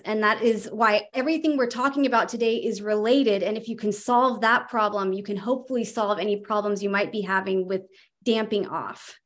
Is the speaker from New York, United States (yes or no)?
no; California, United States; now in Virginia, United States; I'm actually from California